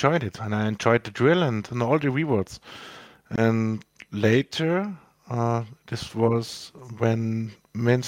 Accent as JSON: {"language": "English", "country": "Austria", "second_language": "English", "said": "I'm from Austria, in Western Europe. English is not my primary language"}